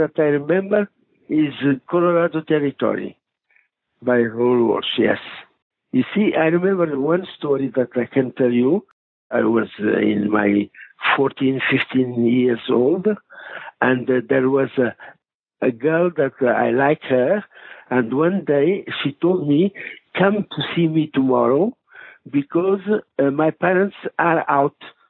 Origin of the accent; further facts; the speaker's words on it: Mozambique; English is a second language; moved away; I grew up in Mozambique, in Portuguese Africa colony.